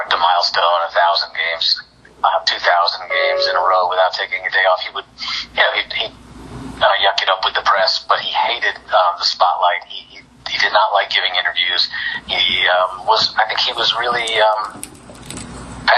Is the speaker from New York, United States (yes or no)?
yes; New York, United States; I grew up in New York